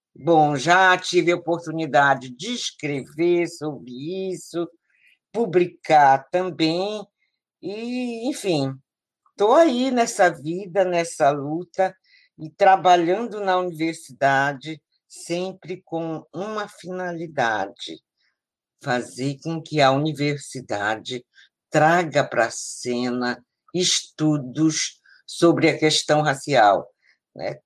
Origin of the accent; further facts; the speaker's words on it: Belém, Pará, Brazil; also born or lived in Marajó; Eu cheguei a Belém com a minha família, eu tinha um ano e meio. E aqui eu vivo, aqui eu estou. Então, Belém é o lugar que eu me criei, né, num bairro de periferia, lá, a Sacramenta